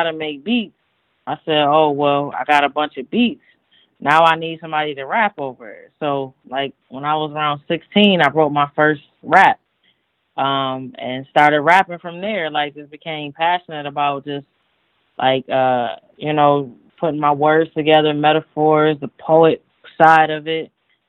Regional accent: Buffalo, New York, United States; also born or lived in Niagara Falls, New York; I'm originally from Buffalo. I moved to Niagara Falls when I was like 14, 15 years old.

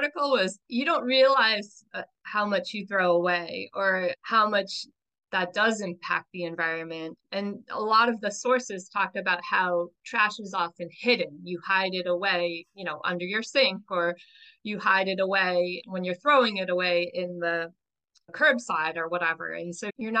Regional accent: New York, United States; I grew up in New York

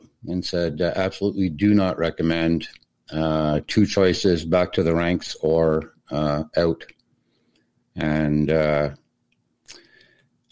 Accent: Montreal, Quebec, Canada; moved away as an adult; also born or lived in Portage la Prairie, Manitoba / Ottawa; I'm from Montreal originally, but after I left for the Air Force

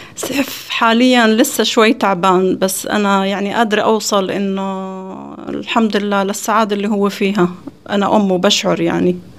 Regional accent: Jordan; أنا طبعا من الأردن

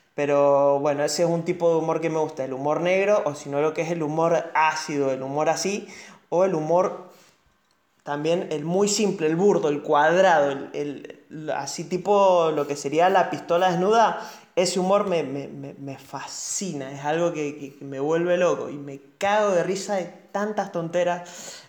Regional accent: Mendoza, Argentina; hablando como mendocino

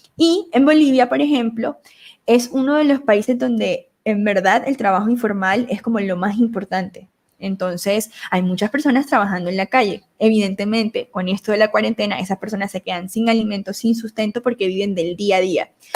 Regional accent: Montelíbano, Córdoba, Colombia; accent: costeño; moved away; also born or lived in Medellín; Yo soy colombiana, nacida en Montería, Córdoba, criada en Montelibano, Córdoba

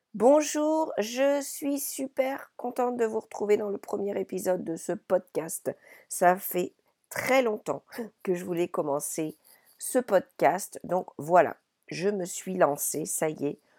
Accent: Paris region, Île-de-France, France; moved away as an adult; also born or lived in Paimpol, Brittany / Ireland; je suis née dans les Côtes d'Armor, à Paimpol, et lorsque j'avais environ deux ans, j'ai quitté la Bretagne avec mes parents pour aller m'installer à Paris

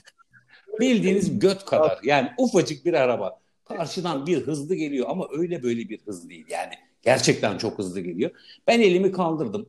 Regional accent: Istanbul, Turkey; orada büyüdüm

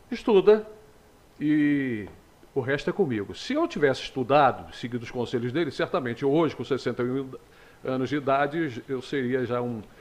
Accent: Teresópolis, Rio de Janeiro, Brazil; now in Magé, Brazil; Teresópolis, na região serrana, né? Nasci lá em 1959, portanto estou com 61 anos

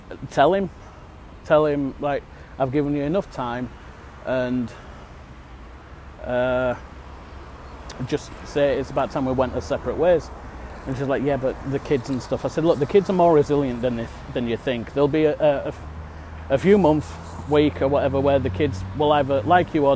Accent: Yorkshire and the Humber, United Kingdom; I'm in England at the minute. Born and bred in Yorkshire

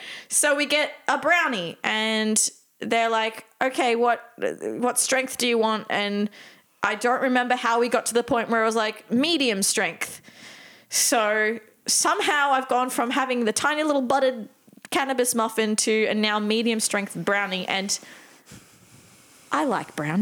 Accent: Australia; we're from Australia

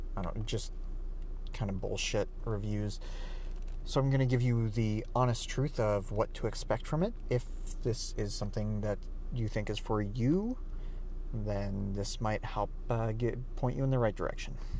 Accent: Canada; So I'm Canadian, so here it's about ten dollars a month.

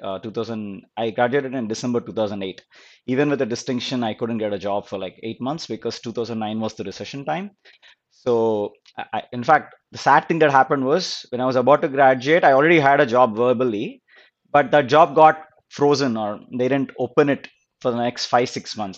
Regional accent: Guntur, Andhra Pradesh, India; moved away as an adult; also born or lived in California; now in United States; I was born and brought up in Guntur. It's a small town in Andhra Pradesh

